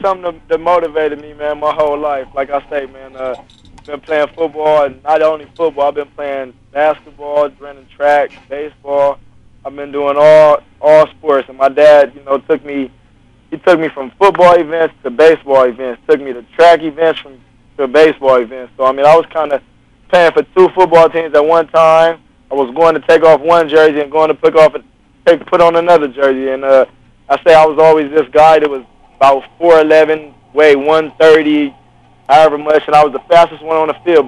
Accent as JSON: {"language": "English", "town": "Los Angeles", "region": "California", "country": "United States", "tie": "born or raised there", "said": "I was born and raised in Los Angeles, California, Crenshaw area"}